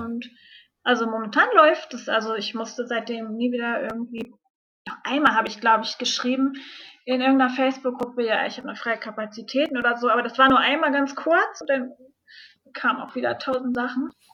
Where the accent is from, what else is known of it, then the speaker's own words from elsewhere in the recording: Hamburg, Germany; moved away; ich komme aus Hamburg ursprünglich